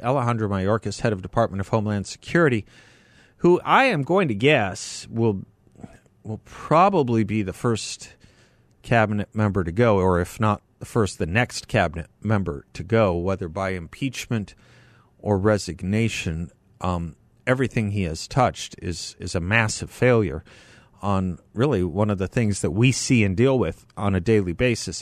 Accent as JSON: {"language": "English", "town": "Scottsdale", "region": "Arizona", "country": "United States", "tie": "born or raised there", "said": "I grew up in the Scottsdale area."}